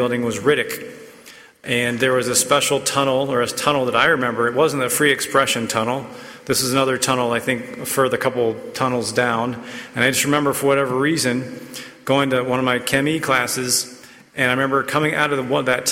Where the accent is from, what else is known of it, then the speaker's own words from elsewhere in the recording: Raleigh, North Carolina, United States; I grew up in Raleigh, an NC State fan